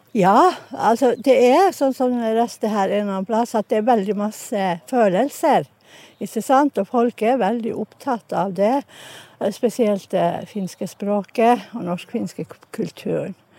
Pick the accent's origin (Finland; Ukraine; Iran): Finland; Enontekiö, Lapland; now in Stavanger, Norway; Jeg er egentlig fra Enontekya, men bor i Stavanger